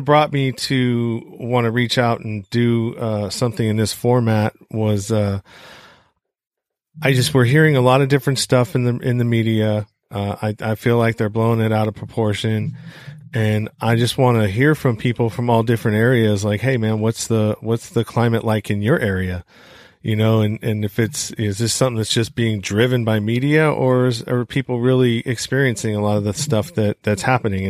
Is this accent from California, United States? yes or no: yes; Bay Area, Northern California, United States; I'm from Northern California, Bay Area